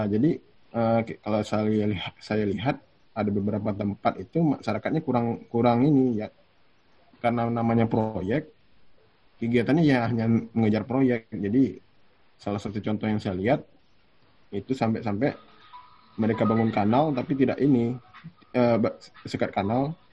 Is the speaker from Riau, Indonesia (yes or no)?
yes; Riau, Indonesia; saya lahir di Riau dan sampai sekarang juga hidup di Riau